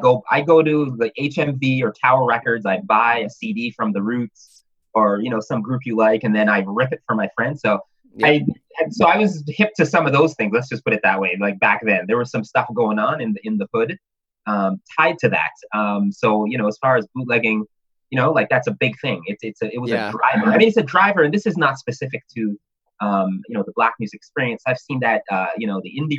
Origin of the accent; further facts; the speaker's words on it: Toronto, Ontario, Canada; I was born in Toronto. But, you know, strong Jamaican household